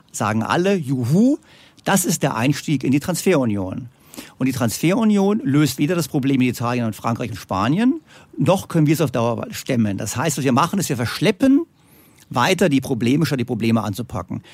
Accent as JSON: {"language": "German", "country": "Germany", "said": "Bei uns in Deutschland"}